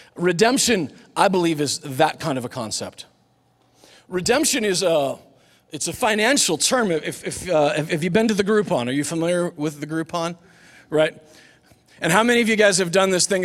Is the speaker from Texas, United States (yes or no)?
no; Superior, Nebraska, United States; The school that I grew up in was in Nebraska